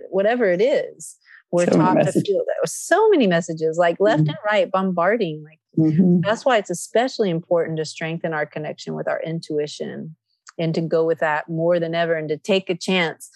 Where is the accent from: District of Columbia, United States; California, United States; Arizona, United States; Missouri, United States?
California, United States; Nevada City; also born or lived in Athens, Greece; Nevada City, California, which is my hometown